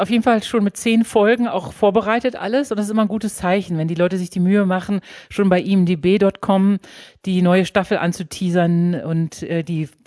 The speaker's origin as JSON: {"language": "German", "town": "Münster", "region": "North Rhine-Westphalia", "country": "Germany", "tie": "born there", "said": "Ich bin aber auch ein bisschen Fußballfan, weil ich bin in Münster geboren."}